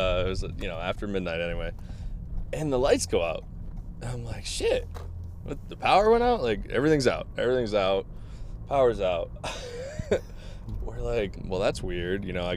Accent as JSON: {"language": "English", "town": "Boston", "region": "Massachusetts", "country": "United States", "tie": "born or raised there", "said": "So I'm from Boston. Beautiful state, beautiful area. Yeah. From born and raised in Massachusetts."}